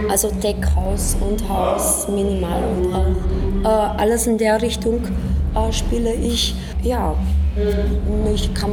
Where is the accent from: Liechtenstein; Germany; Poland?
Poland; German is a second language; now in Vienna, Austria; Ich komme aus Polen ursprünglich und ähm, lebe in Wien seit fünf Jahren.